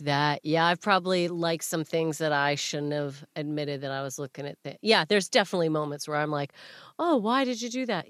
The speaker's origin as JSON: {"language": "English", "country": "Canada", "moved": "as an adult", "lives_now": "Manchester, United Kingdom", "said": "as a Canadian"}